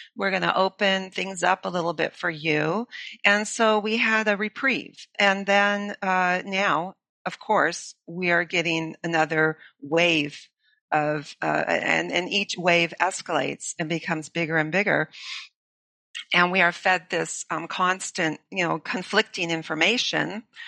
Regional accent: Los Angeles, California, United States; moved away; I grew up in Los Angeles

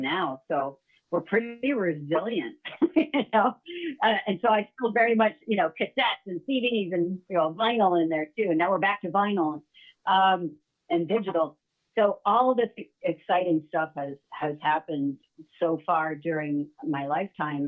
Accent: upstate New York, United States; also born or lived in Illinois / Manhattan / Rockland County / New Mexico; I was born in Illinois, but I was only there for about 3 to 6 weeks. I think it was 6 weeks. And then I moved to New York State, upstate. And I've essentially been a New Yorker my whole life

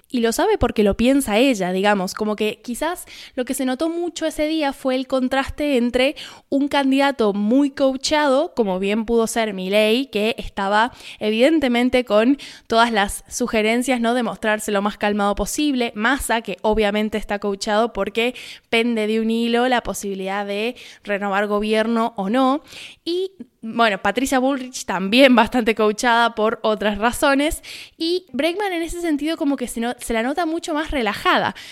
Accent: Argentina; el debate presidencial que hemos tenido acá en mi país

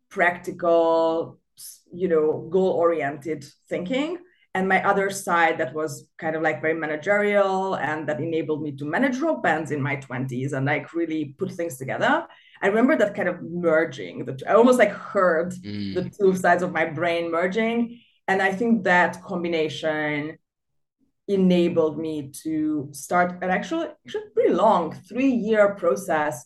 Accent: Budapest, Hungary; moved away as an adult; also born or lived in London; I was born in Budapest, and I lived there almost always until the age of 30

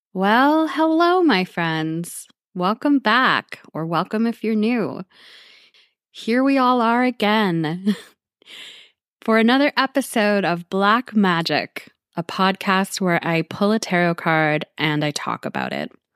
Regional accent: Canada; speaking as a Canadian

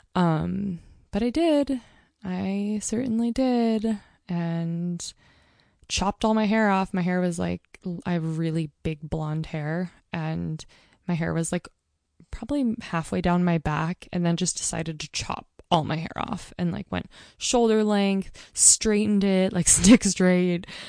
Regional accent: Mount Hood, Oregon, United States; also born or lived in Portland, Oregon; I'm growing up on Mount Hood

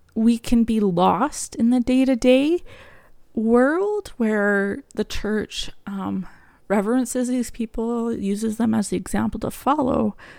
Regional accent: Canada; also born or lived in Alberta; I am Canadian, so I live in Alberta.

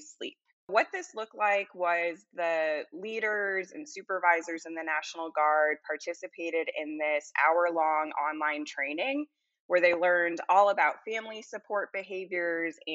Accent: Salem, Massachusetts, United States; moved away as an adult; also born or lived in Colorado / Louisiana; now in Baton Rouge, United States; I grew up in Salem, Massachusetts

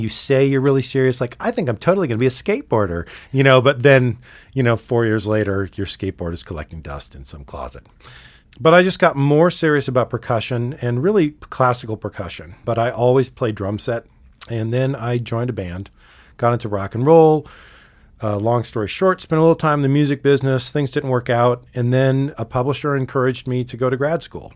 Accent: Sitka, Alaska, United States; also born or lived in Montana; now in Missoula, United States; I grew up in Sitka, Alaska

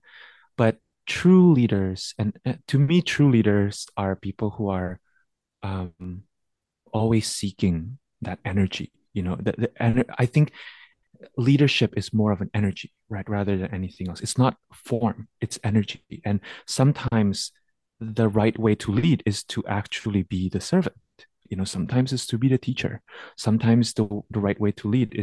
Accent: Jakarta, Indonesia; I grew up in Jakarta, Indonesia

